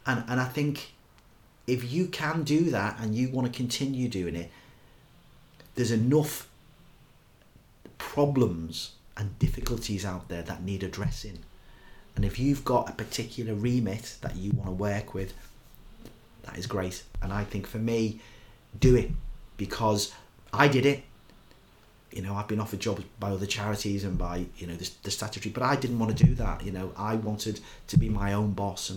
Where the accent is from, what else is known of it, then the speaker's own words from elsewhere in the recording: Liverpool, North West England, United Kingdom; I'm a Scouser